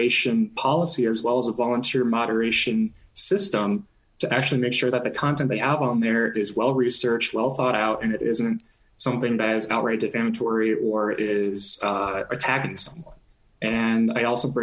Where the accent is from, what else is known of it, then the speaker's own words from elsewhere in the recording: Nebraska, United States; moved away; I grew up in Nebraska